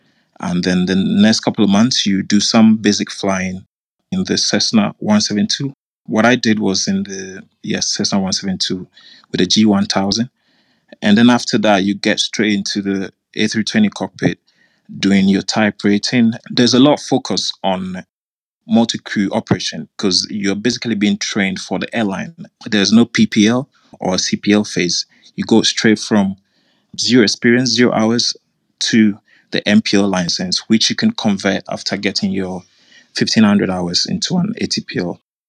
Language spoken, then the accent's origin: English; Ghana; now in Qatar; I'm from Ghana. However, I'm living in Qatar at the moment.